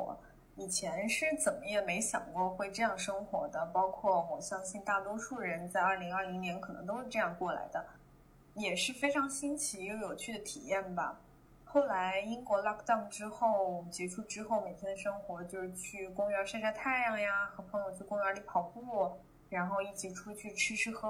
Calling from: Shanghai, China; Hello Hello，丸子和尼寇你好，我是来自上海的 …

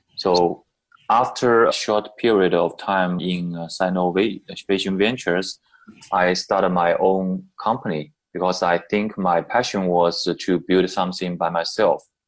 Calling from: Shanghai, China; I'm calling from Shanghai

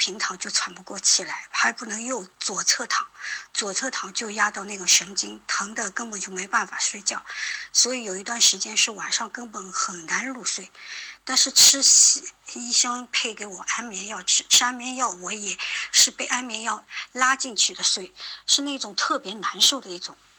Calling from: Shanghai, China; 我是来自上海的一位听友

